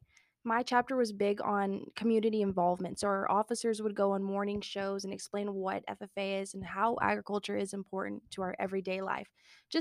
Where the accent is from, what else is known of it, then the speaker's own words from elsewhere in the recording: Houston, Texas, United States; I'm from Houston, Texas